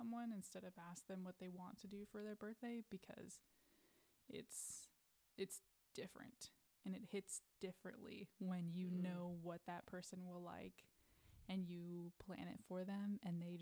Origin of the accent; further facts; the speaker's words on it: Midwest, United States; I'm from the Midwest where we have basements